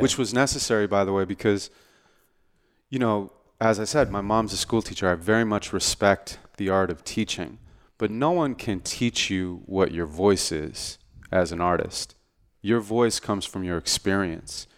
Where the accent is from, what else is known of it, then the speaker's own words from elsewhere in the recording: Santa Monica, California, United States; I was born and raised in Santa Monica, California.